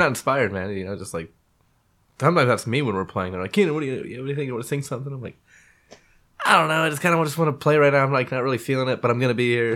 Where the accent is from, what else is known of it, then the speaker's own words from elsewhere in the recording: Menlo Park, California, United States; also born or lived in Redwood City / Belmont; I was born in Redwood City. Uh, went to school in Menlo Park